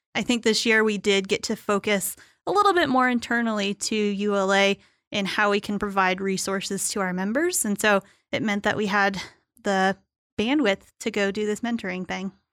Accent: Tucson, Arizona, United States; in Tucson, where I grew up.

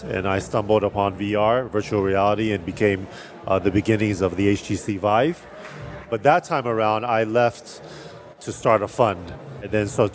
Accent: Taiwan; moved away as an adult; also born or lived in California; I was born and raised in Taiwan

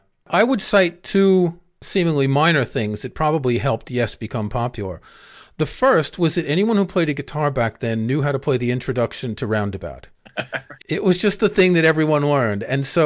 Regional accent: New York City, New York, United States; growing up in Queens in the mid-1970s

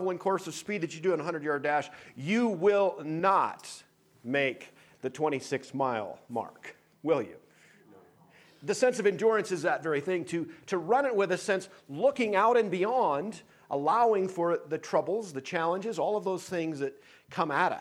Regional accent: Tuttle, North Dakota, United States; moved away; Our home church just was back in Tuttle, North Dakota

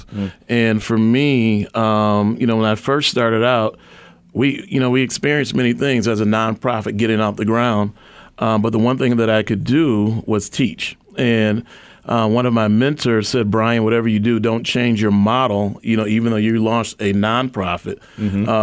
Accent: Waukegan, Illinois, United States; I grew up in Waukegan, Illinois, in the household of Larry and Madeline Jenkins

